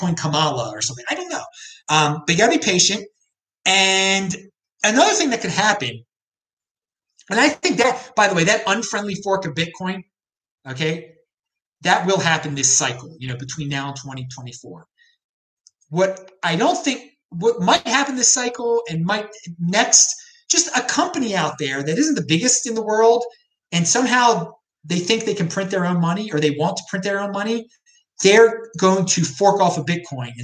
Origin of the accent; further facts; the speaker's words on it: Maryland, United States; I'm from Maryland, I'm a Maryland taxpayer